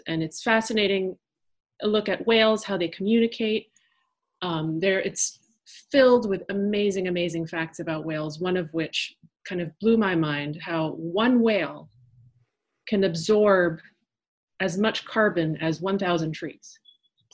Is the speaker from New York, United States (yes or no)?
yes; New York, United States; first language French; English is a second language; my parents are French and I am French and I didn't speak English until about, I would say, the second grade, but I was born in New York.